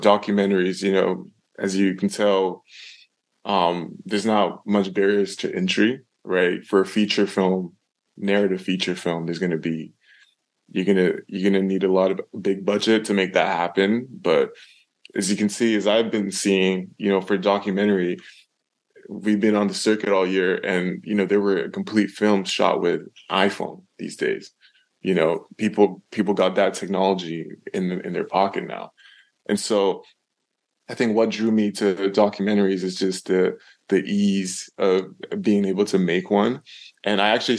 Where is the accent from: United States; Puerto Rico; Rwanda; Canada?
Canada; I'm from Canada